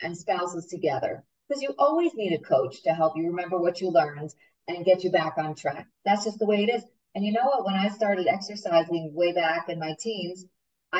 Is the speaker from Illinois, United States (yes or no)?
no; New York, United States; moved away; I'm from New York